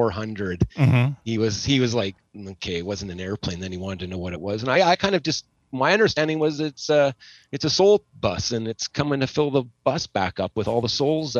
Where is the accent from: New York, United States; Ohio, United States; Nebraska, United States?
Nebraska, United States; moved away; We all kind of came here. We came from Nebraska, but oddly enough, my family and her family have known each other since probably 1902.